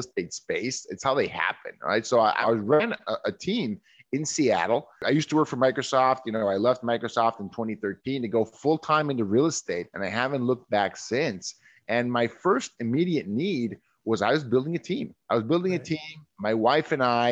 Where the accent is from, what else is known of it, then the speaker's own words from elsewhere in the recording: Mexico; now in United States; I'm originally from Mexico